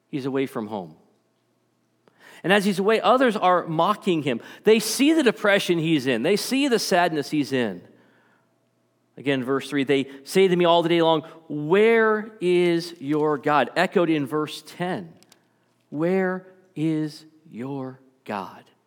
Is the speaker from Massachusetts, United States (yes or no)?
yes; Stoughton, Massachusetts, United States; I grew up in Massachusetts. um, little town called Stoughton, Massachusetts, just south of Boston